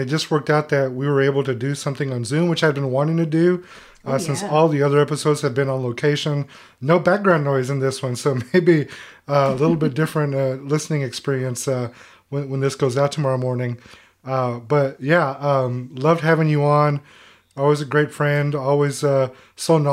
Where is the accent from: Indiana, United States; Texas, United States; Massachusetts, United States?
Texas, United States; Houston; we're from Houston. We love our city.